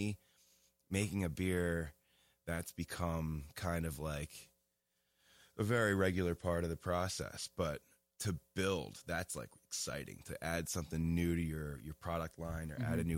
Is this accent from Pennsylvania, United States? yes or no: yes; Abington, Pennsylvania, United States; now in Lancaster, United States; I was born in Abington, Pennsylvania in 1986. It's just outside of Philly, and now I reside in Lancaster downtown